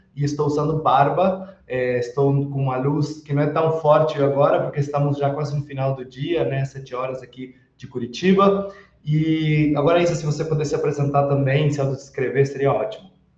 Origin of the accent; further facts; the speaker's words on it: Uruguay; Portuguese is a second language; aproveito para pedir desculpas para algum portunhol que soltar, sou uruguaio, e sempre que falo em português vem alguma coisinha ali